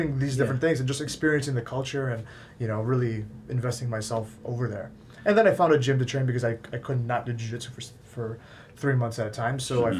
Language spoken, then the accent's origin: English; West Bloomfield, Michigan, United States; I grew up in West Bloomfield, Timber's Edge.